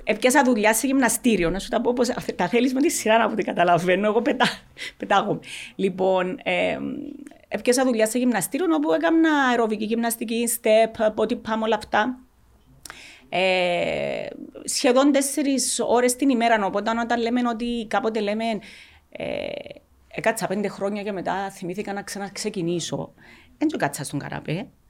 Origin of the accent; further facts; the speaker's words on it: Xylotymbou, Larnaca District, Cyprus; also born or lived in Achna; στο χωριό, στη ξυλωτή που, που μέναμε, αν και είμαστε πρόσφυγες από την Άχνα